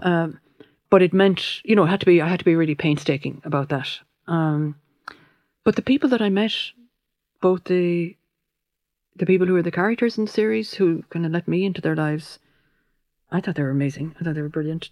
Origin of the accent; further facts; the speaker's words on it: Limerick, Munster, Ireland; I'm from Limerick City, and my father was from Clare